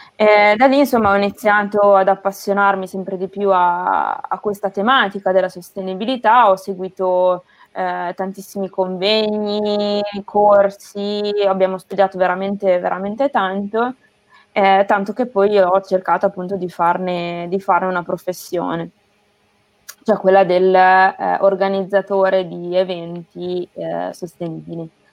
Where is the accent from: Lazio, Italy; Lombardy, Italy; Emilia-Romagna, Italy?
Emilia-Romagna, Italy; Castel San Pietro Terme; moved away as an adult; also born or lived in Rome / Bologna / Naples; vengo da un piccolo paese tra Imola e Bologna eh, che si chiama Castel San Pietro Terme